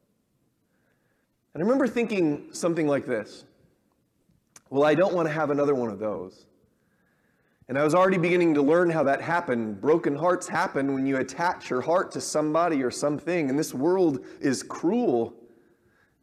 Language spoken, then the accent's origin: English; Southern California, United States; I grew up around them in Southern California